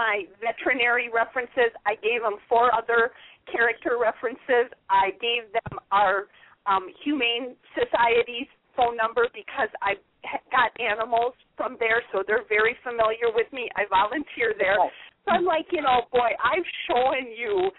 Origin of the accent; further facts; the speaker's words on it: Wisconsin, United States; I am from Wisconsin in the northern part of the United States